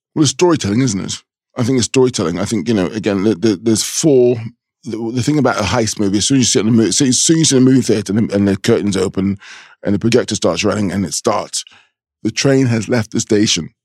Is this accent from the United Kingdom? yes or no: yes; London, United Kingdom; a thirteen-year-old black child growing up, growing up in London